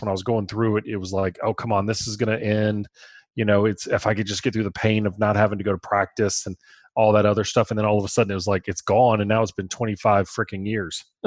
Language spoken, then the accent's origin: English; Baton Rouge, Louisiana, United States; We're from Baton Rouge